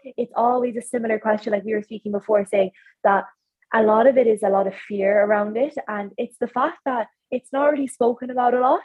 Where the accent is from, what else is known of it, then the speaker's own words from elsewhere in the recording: County Clare, Ireland; I'm from Clare